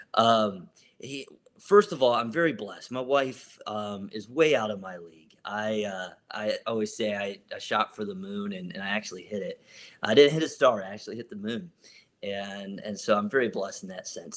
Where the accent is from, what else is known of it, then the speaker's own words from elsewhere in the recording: Columbus, Ohio, United States; I'm from Columbus, Ohio